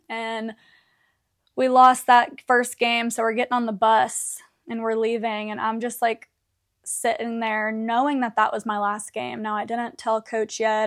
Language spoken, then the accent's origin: English; Canton, Georgia, United States; I was back home in Canton, Georgia